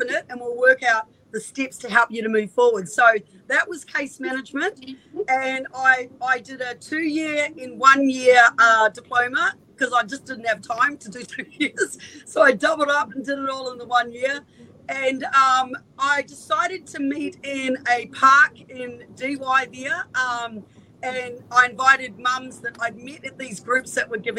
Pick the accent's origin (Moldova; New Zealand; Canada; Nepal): New Zealand; also born or lived in Northern Beaches, Australia; now in Australia; I'm from New Zealand, so I had no family here at all